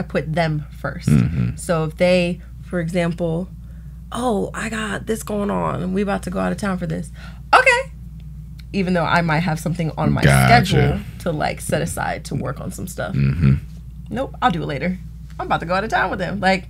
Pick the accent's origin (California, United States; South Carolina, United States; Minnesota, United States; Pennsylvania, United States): Pennsylvania, United States; Philadelphia; We're from Philadelphia.